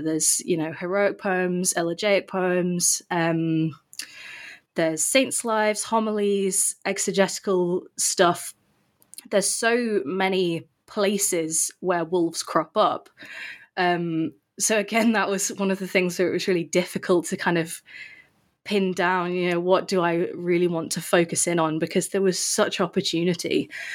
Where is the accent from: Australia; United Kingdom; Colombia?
United Kingdom; England; also born or lived in St Andrews, Scotland; I'm from England